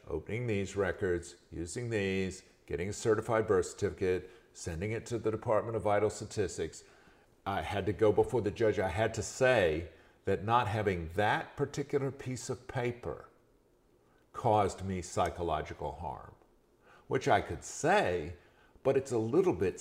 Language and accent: English; Macon, Georgia, United States; I was born in Macon, Georgia